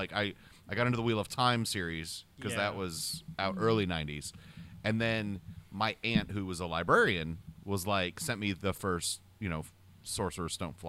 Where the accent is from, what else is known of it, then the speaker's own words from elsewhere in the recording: Syracuse, New York, United States; I'm from Syracuse. I can say things bad about New York.